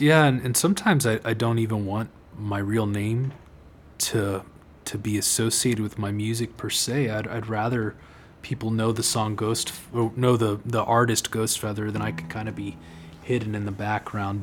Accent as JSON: {"language": "English", "town": "Austin", "region": "Texas", "country": "United States", "tie": "born or raised there", "also_born_or_lived": "Dripping Springs, Texas", "said": "born and raised uh, in Austin and around Austin. I, I went to high school and, and, school in Dripping Springs, Texas. So Central Texas native"}